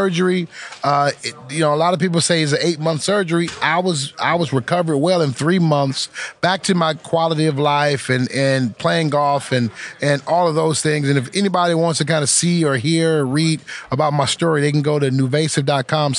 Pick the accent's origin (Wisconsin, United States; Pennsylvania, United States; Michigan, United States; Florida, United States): Michigan, United States; Detroit; my hometown of Detroit